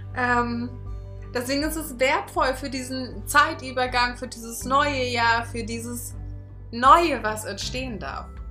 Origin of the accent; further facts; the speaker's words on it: Berlin, Germany; ich bin halt auch Berlinerin und ich bin hier auf der Straße groß geworden